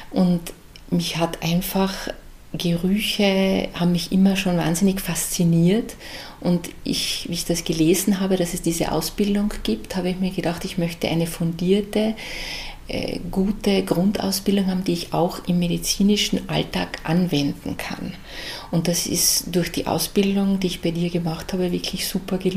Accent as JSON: {"language": "German", "region": "Carinthia", "country": "Austria", "moved": "as an adult", "lives_now": "Graz, Austria", "said": "Als Wahlärztin bin ich als Kärntnerin nach Graz gekommen"}